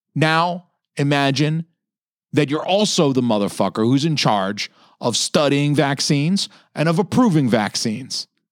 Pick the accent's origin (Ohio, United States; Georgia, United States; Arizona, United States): Georgia, United States; Atlanta; moved away; I'm from, I'm from Atlanta too. Like, you know, I lived thirty years in the South